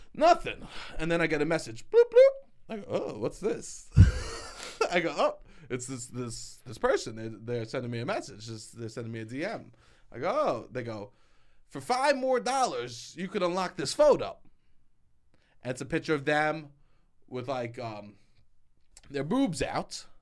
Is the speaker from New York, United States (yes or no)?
yes; New York City, New York, United States; I'm from New York City